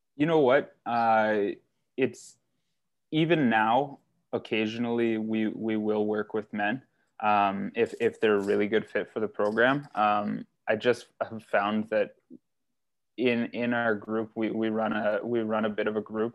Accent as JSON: {"language": "English", "town": "North Bay", "region": "Ontario", "country": "Canada", "tie": "born or raised there", "also_born_or_lived": "Timmins", "moved": "as an adult", "lives_now": "Barrie, Canada", "said": "I was born and raised in North Bay"}